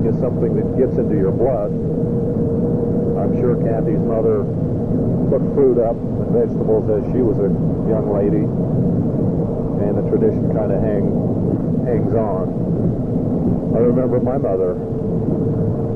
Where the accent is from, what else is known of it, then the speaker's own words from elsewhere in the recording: Newton, Utah, United States; Growing up in Newton was a fun experience, I guess, as I look back on it. I attended elementary school there in Newton